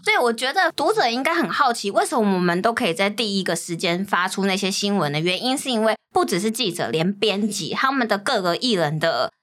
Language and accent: Chinese; Taoyuan, Taiwan; moved away; 因为我是桃园人嘛